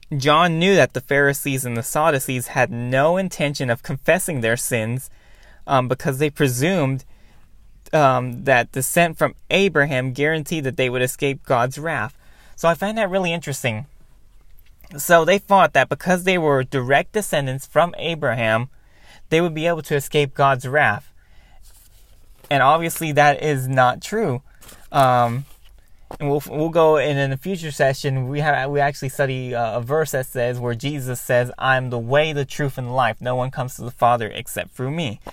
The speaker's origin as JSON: {"language": "English", "town": "Cleveland", "region": "Ohio", "country": "United States", "tie": "born or raised there", "said": "I still live in Cleveland, my hometown"}